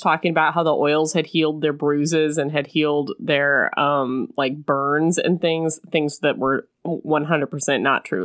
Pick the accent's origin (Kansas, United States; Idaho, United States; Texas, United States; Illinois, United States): Illinois, United States; I'm from Illinois